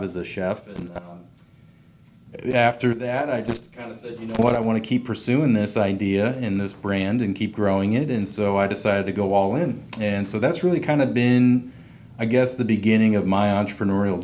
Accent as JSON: {"language": "English", "town": "St. Louis", "region": "Missouri", "country": "United States", "tie": "born or raised there", "also_born_or_lived": "Chicago, United States", "moved": "as an adult", "lives_now": "Atlanta, United States", "said": "bouncing back to my hometown of St. Louis"}